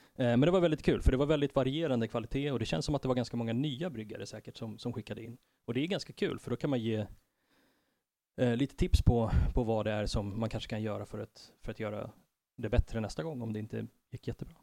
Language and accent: Swedish; Stockholm, Stockholm County, Sweden; also born or lived in Tensta / Enskede / Husby / Fruängen; Jag har eh, bott på alla möjliga platser i, i Stockholm, uppvuxen i Tensta, Enskede, Husby ett år och sen Fruängen